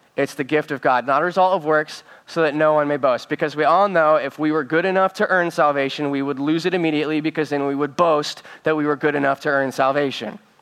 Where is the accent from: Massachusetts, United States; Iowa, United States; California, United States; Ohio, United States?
California, United States; Northern; I'm from Northern California